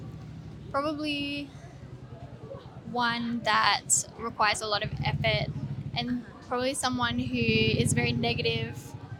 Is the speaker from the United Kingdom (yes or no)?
no; Australia; No, I'm from Australia.